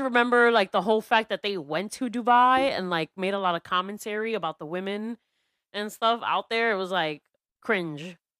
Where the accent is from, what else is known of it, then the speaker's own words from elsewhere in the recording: New York City, New York, United States; a lot of us New Yorkers were addicted to New York